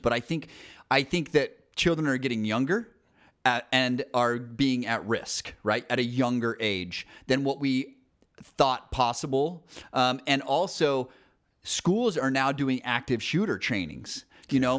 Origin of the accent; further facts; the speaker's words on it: Salt Lake City, Utah, United States; I grew up in Salt Lake City